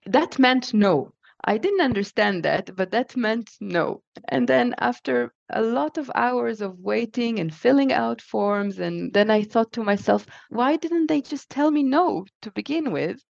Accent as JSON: {"language": "English", "country": "Israel", "tie": "born or raised there", "also_born_or_lived": "Japan / Connecticut, United States", "moved": "as an adult", "lives_now": "Leiden, Netherlands", "said": "I was born in Israel, and then I spent most of my life there, and uh, until I was 28"}